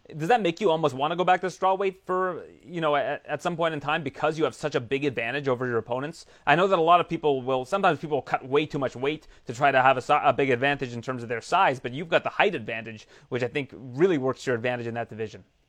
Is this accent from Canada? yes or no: yes; Canada; we're both Canadian